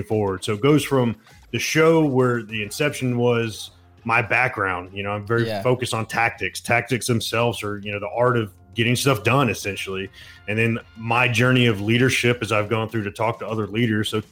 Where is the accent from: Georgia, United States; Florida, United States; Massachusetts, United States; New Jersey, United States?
Georgia, United States; Atlanta